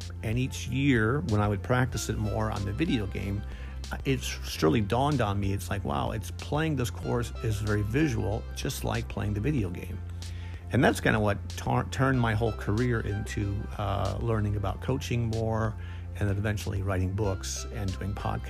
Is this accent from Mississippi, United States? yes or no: no; Indiana, United States; So the fairway looked like a putting green where I came from Indiana.